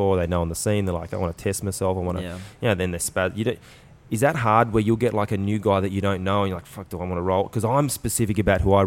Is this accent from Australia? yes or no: yes; Australia; moved away; I'm Australian here. No one understands what I'm saying